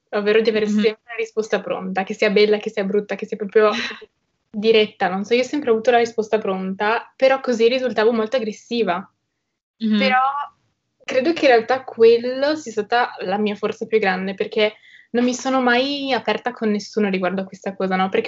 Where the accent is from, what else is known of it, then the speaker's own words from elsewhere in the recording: Trieste, Friuli-Venezia Giulia, Italy; Allora, vabbè … ho 19 anni e sono di Trieste e frequento il liceo linguistico.